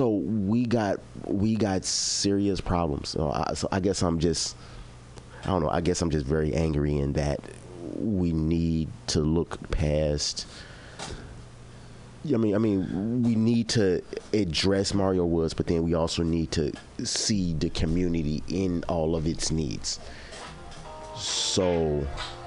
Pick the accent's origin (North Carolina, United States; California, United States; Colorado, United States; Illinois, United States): Illinois, United States; Chicago; I'm from Chicago